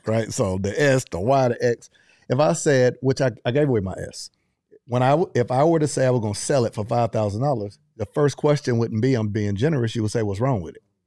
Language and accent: English; Panama City, Florida, United States; I grew up in Panama City, Florida, thirty minutes away from Alabama, Mississippi